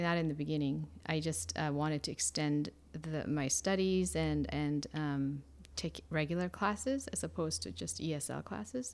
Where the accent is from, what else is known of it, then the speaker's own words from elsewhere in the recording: Seoul, South Korea; English is a second language; moved away as an adult; I was born in Korea, uh, Seoul, Korea, and I grew up there basically until I was freshman in college